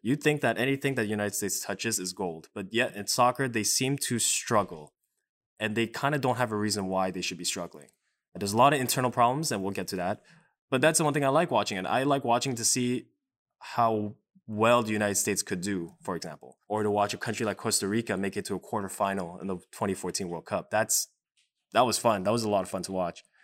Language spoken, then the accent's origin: English; Canada; growing up as a Canadian